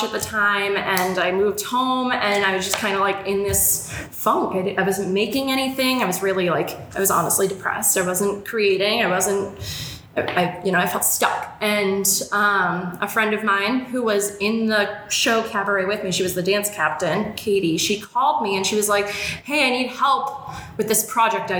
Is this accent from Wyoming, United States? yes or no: no; Worcester, Massachusetts, United States; Worcester because this is my hometown